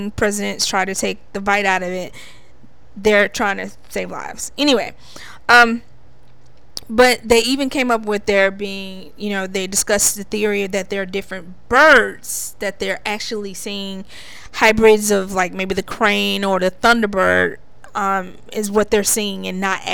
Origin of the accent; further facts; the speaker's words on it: Alabama, United States; my neck of the woods from Alabama